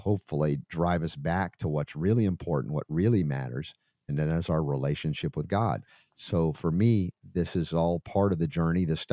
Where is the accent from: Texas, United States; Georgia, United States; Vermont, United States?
Georgia, United States; Atlanta; moved away as an adult; also born or lived in New York / Florida; I spent 30 years in Atlanta, Stone Mountain, Decatur. Before that, New York, and a little after that, Florida. So, but my most impressionable 30 years were in Atlanta